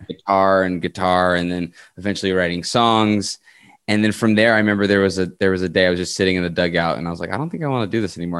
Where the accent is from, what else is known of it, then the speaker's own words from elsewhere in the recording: Winthrop, Massachusetts, United States; moved away as an adult; also born or lived in Queens, New York / New Rochelle, New York; now in Montreal, Canada; I grew up there till I was about nine, and then I moved to uh, Winthrop, Massachusetts, which is right outside of Boston. And sort of I've been in the Boston area since uh, around nine or ten